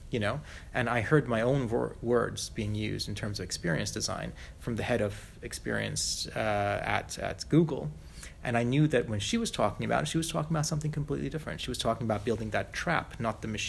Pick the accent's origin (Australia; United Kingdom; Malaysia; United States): Malaysia; I grew up as a third culture kid, uh, little white kid growing up in Malaysia